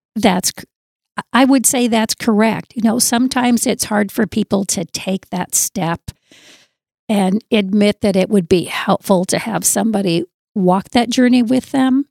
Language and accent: English; Southern Arizona, United States; moved away as an adult; now in North Dakota, United States; I'm originally from Southern Arizona and enjoy being here in North Dakota